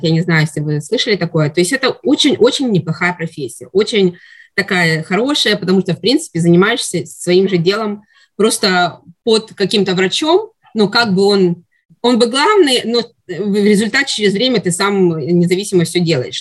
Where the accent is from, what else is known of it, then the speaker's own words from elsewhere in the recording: Russia; moved away as an adult; now in Canada; я из России, там я закончила мединститут и работала